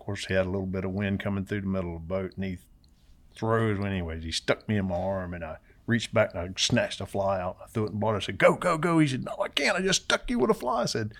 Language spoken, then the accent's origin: English; Homosassa, Florida, United States; Yeah, no, I grew up around Homosassa is where I, you know, that's where I was born.